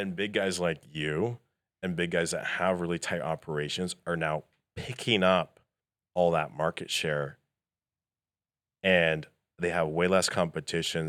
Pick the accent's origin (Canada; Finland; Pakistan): Canada; moved away; I'm originally from Canada.